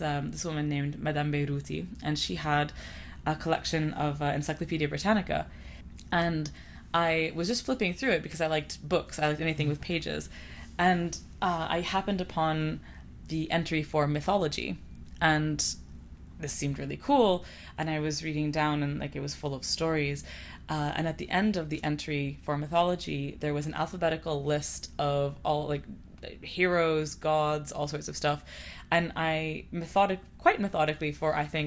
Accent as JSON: {"language": "English", "country": "Canada", "tie": "born or raised there", "also_born_or_lived": "Lebanon", "said": "I was born in Canada, and my family is from Lebanon"}